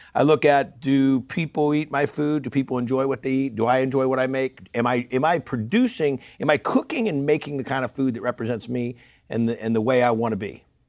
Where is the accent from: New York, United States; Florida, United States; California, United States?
California, United States; Northern; I'm a guy from Northern California